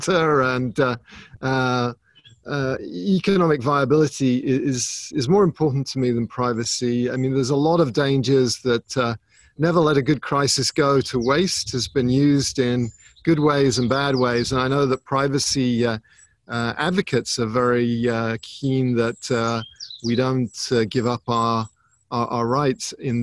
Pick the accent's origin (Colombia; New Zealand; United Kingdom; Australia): United Kingdom; England; now in United States; I grew up in England